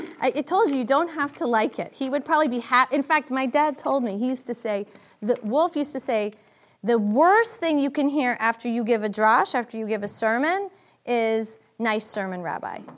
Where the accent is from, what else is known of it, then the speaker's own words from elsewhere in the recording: Boston, Massachusetts, United States; I'm from Boston